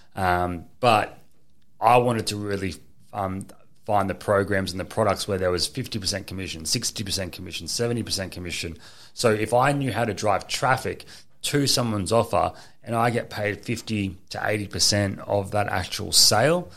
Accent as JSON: {"language": "English", "town": "Gold Coast", "region": "Queensland", "country": "Australia", "tie": "born or raised there", "said": "I was born here on the Gold Coast. I went to school here"}